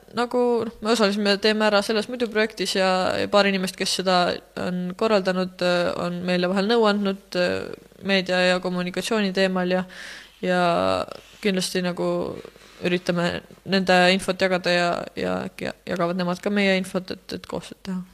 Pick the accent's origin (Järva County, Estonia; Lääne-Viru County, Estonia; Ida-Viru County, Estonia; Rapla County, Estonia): Lääne-Viru County, Estonia; Rakvere; ma olen muidu Rakverest